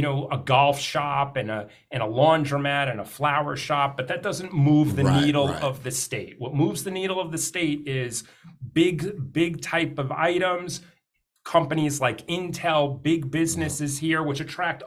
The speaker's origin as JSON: {"language": "English", "region": "Northeast", "country": "United States", "moved": "yes", "lives_now": "Phoenix, United States", "said": "I'm originally from the Northeast."}